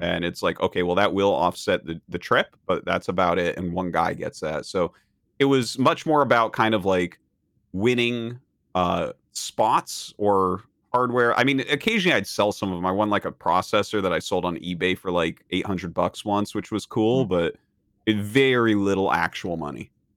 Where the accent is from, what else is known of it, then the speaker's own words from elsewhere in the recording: New Hampshire, United States; moved away; I come from New Hampshire, uh, just kind of a small town uh, over in New Hampshire